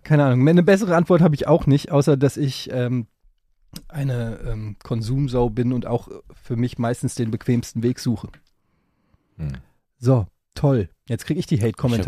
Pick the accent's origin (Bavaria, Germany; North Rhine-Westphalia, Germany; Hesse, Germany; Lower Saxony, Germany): Hesse, Germany; Frankfurt; in Frankfurt gab, wo ich groß geworden bin an der Ecke